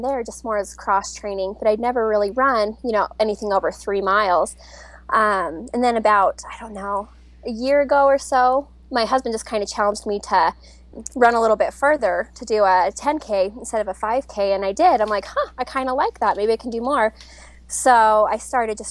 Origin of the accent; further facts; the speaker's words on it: Utah, United States; I'm from Utah, in a small town kind of by Park City